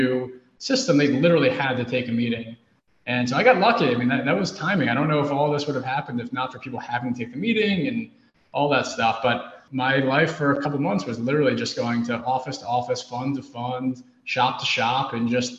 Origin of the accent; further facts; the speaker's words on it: New York City, New York, United States; growing up in New York City